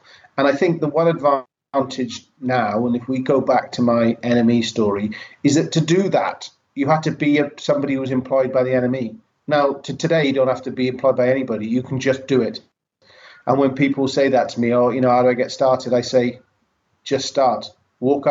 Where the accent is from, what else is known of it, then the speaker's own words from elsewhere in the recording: Welsh, Wales, United Kingdom; moved away; I'm Welsh